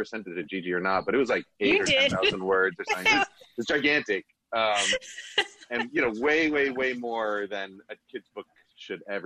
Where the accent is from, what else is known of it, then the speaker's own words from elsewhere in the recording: New York, United States; now in Bay Area, United States; I grew up in New York